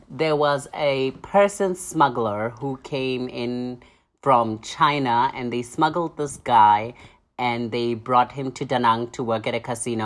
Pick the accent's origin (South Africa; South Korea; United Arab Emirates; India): South Africa; moved away; am from Namthe, A K A South Africa